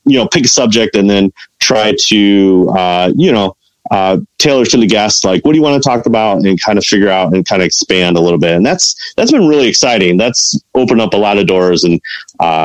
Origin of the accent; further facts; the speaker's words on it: Chicago, Illinois, United States; I'm from Chicago